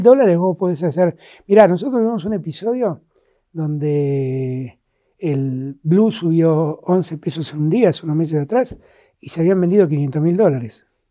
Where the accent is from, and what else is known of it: Argentina